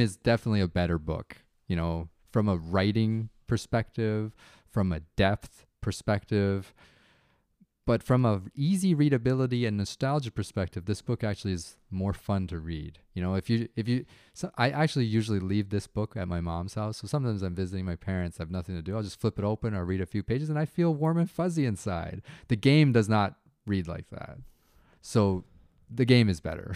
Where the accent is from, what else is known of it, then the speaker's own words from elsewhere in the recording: Canada; when I grew up in Canada